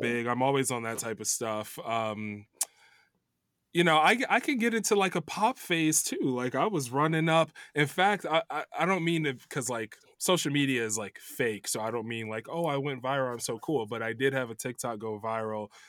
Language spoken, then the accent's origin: English; Chicago suburbs, Illinois, United States; moved away as an adult; also born or lived in New York; now in Los Angeles, United States; I grew up in Chicago suburbs